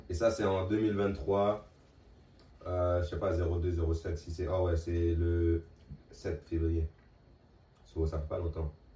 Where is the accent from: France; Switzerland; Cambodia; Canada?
Canada; Montreal, Quebec; moved away; also born or lived in Manitoba; je viens de Montréal